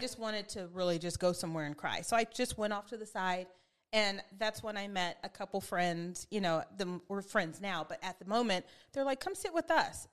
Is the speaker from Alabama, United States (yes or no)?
no; Spring Valley, California, United States; also born or lived in El Cajon; I grew up in Spring Valley that was predominantly white.